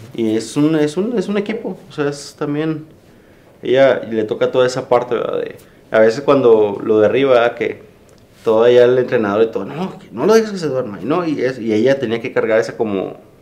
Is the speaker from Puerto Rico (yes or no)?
no; Mexico